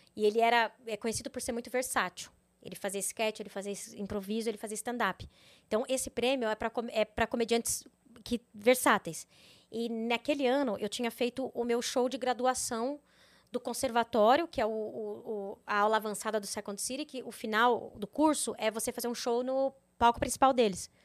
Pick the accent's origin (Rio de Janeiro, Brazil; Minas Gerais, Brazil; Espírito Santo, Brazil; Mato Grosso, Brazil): Mato Grosso, Brazil; moved away as an adult; also born or lived in Rio Verde, Goiás / São Paulo / Canada; Eu sou de Mato Grosso